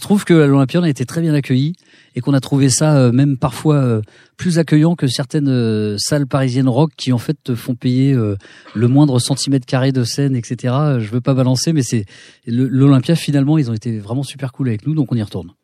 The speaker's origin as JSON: {"language": "French", "town": "Cergy-Pontoise", "region": "Île-de-France", "country": "France", "tie": "born or raised there", "said": "on a grandi à Cergy-Pontoise dans un petit pavillon de banlieue tranquille"}